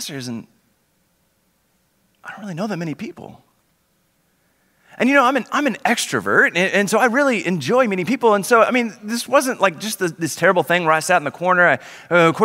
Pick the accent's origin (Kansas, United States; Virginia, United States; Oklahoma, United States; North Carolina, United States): Oklahoma, United States; moved away as an adult; now in Dallas, United States; Originally, my family and I are from Oklahoma